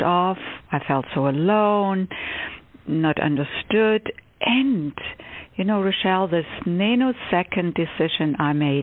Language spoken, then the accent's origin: English; Stuttgart, Baden-Württemberg, Germany; English is a second language; moved away as an adult; also born or lived in Cambridge, Massachusetts; now in United States; I was born and raised in Germany, in Stuttgart, Germany.